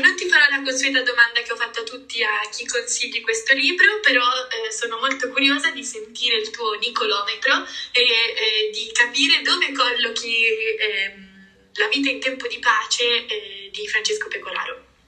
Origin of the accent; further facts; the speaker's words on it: Liguria, Italy; da buona e fedele Liguria